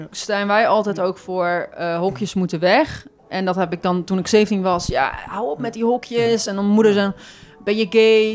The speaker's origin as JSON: {"language": "Dutch", "town": "Goes", "region": "Zeeland", "country": "Netherlands", "moved": "yes", "lives_now": "Breda, Netherlands", "said": "Ik ben daar ook in de stad geboren, in Goes"}